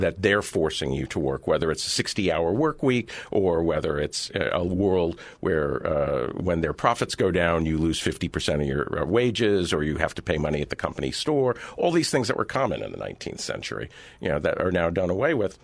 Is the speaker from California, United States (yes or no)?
yes; California, United States; I grew up in Reagan's California.